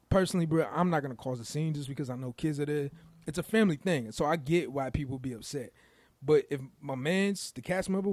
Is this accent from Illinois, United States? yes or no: yes; Chicago, Illinois, United States; I'm from Chicago. I love Chicago